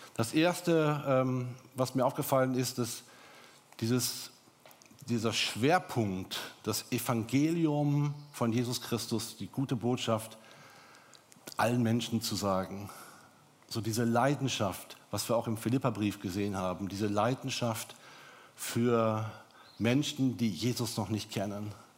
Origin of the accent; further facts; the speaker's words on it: Germany; bei uns in Deutschland